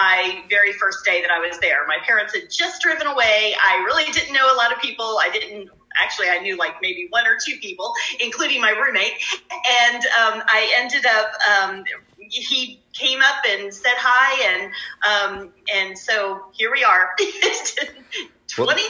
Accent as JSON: {"language": "English", "region": "Delaware", "country": "United States", "moved": "as an adult", "said": "I'm from Delaware"}